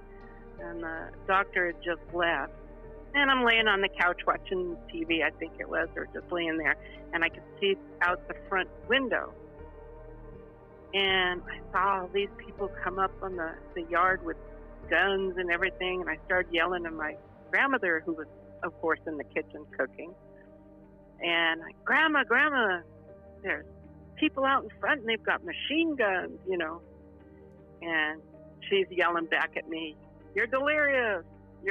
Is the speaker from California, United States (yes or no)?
yes; California, United States; also born or lived in New York; although I was born in New York, but I was raised in California